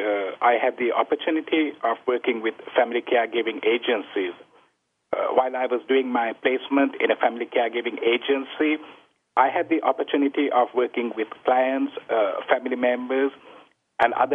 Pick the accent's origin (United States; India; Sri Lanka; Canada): Sri Lanka; moved away as an adult; also born or lived in Ukraine; I worked as a physician in my home country